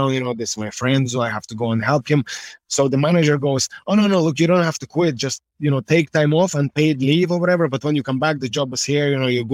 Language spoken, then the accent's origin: English; Russia; now in Ireland; Born in Russia, forged in Ireland